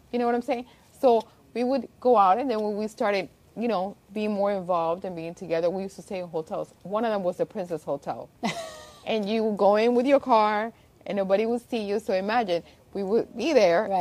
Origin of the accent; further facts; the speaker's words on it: Miami, Florida, United States; also born or lived in Havana, Cuba / Spain; I was born in Cuba, Havana, and from there I left when I was 4 to Spain and I actually went to school in Spain, grew up there and we actually moved here as immigrants in um, when I was turning 9 mm-hmm. and ever since I lived in Miami